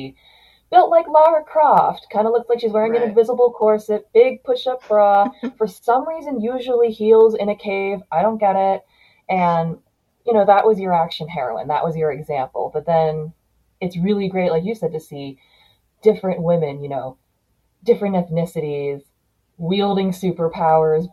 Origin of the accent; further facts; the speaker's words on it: United States; I grew up here in the United States